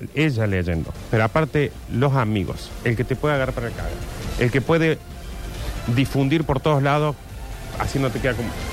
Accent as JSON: {"language": "Spanish", "region": "Córdoba", "country": "Argentina", "said": "yo soy cordobés"}